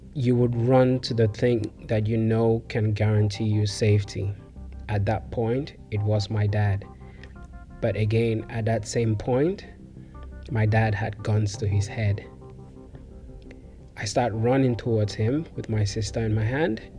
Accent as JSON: {"language": "English", "country": "Cameroon", "said": "as an English-speaking Cameroonian, an Anglophone"}